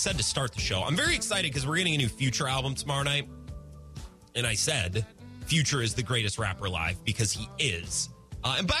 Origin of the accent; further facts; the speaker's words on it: Menominee, United States; moved away; I was in my hometown of Menominee